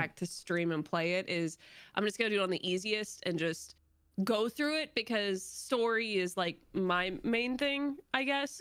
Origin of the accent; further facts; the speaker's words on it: Florida, United States; moved away; I'm from Florida